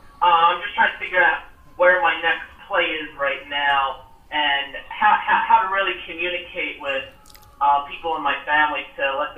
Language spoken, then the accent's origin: English; Philadelphia, Pennsylvania, United States; I'm from Philly too. I'm living right in the outskirts, right in the suburbs as well.